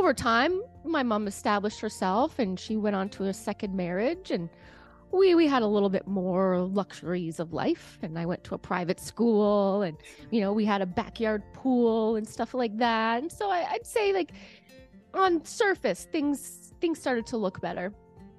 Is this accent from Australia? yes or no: no; Canada; I'm a Canadian. So I got some Canadian roots.